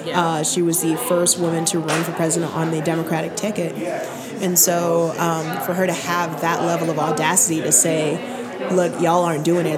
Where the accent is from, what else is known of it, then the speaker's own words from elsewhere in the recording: New Mexico, United States; also born or lived in Barbados / New York; now in Denver, United States; I was born in Barbados, so I'm an immigrant. Moved to New York, then New Mexico as a kid, joined the military, bounced around